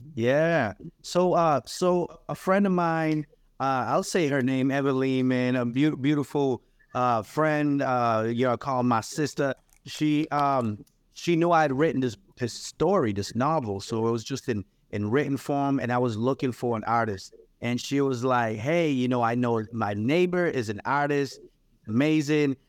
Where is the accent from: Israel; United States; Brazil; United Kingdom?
United States; New Bedford, Massachusetts; also born or lived in Guinea-Bissau / Cape Verde; now in Amherst, United States; I grew up in New Bedford, Massachusetts, uh, immigrated there when I was three years